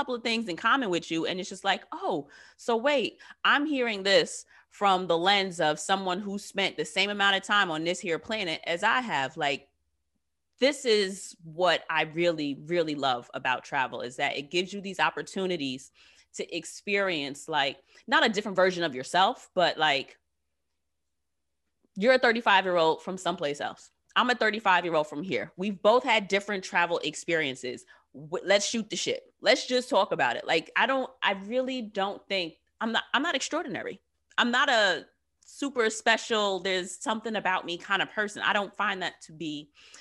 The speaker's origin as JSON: {"language": "English", "country": "United States", "tie": "born or raised there", "said": "I too am 35 and have lived here all of my Black ass life."}